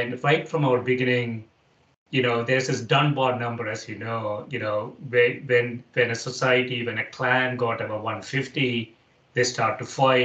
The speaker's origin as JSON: {"language": "English", "region": "Kerala", "country": "India", "tie": "born or raised there", "also_born_or_lived": "Chicago, United States / Corvallis, United States", "moved": "as an adult", "lives_now": "United States", "said": "I grew up in Kerala"}